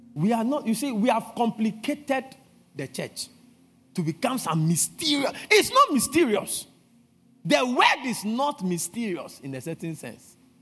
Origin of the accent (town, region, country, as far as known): Ghana